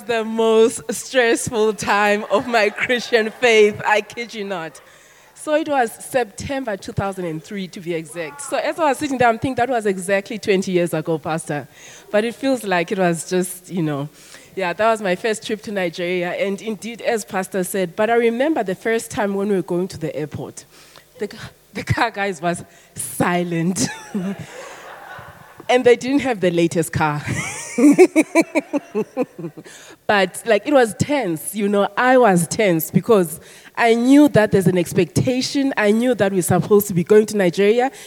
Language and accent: English; South Africa; I'm South African